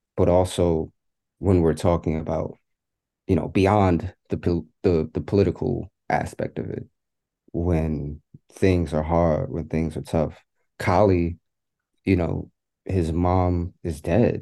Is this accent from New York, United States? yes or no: yes; New York City, New York, United States; my experience growing up in New York, um, growing up in public housing